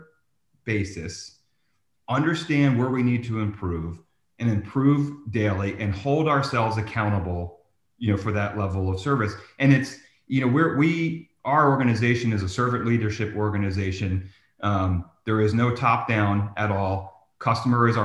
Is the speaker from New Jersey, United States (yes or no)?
yes; New Jersey, United States; I'm from New Jersey